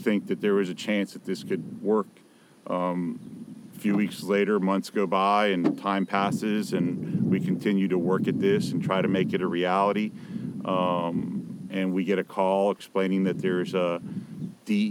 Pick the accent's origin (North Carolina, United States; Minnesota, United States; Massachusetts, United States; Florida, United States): Florida, United States; Miami; now in West Coast of Florida, United States; I was born and raised in Miami.